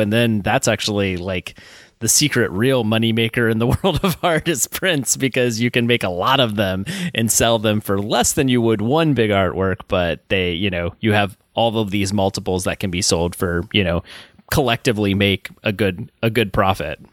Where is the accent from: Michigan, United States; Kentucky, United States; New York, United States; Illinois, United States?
Kentucky, United States; Alexandria; I grew up in Northern Kentucky